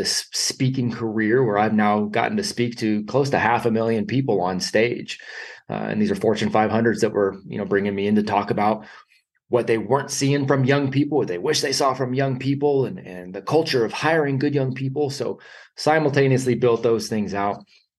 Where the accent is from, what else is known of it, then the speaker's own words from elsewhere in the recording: California, United States; I grew up in California